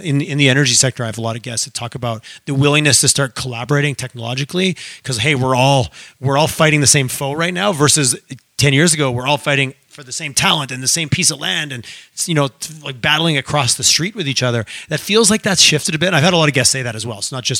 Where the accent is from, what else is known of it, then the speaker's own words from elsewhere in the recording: Eastern Canada, Canada; now in Western Canada; again, I grew up in Eastern Canada and there was a little bit of, it was a little bit more competitive in the sense